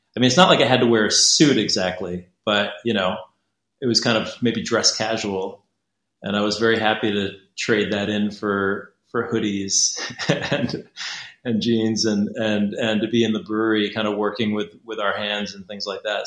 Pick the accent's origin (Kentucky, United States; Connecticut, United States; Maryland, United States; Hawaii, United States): Connecticut, United States; moved away as an adult; now in Beijing, China; I'm American. I'm uh, from Connecticut originally